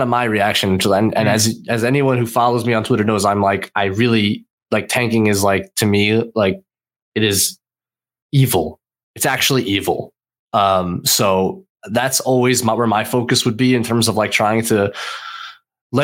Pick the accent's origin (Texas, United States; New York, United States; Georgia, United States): New York, United States; I'm a New Yorker